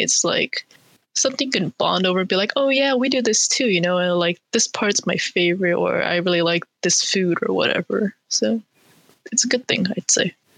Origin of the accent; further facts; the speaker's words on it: Bay Area, California, United States; I was also born raised in the Bay Area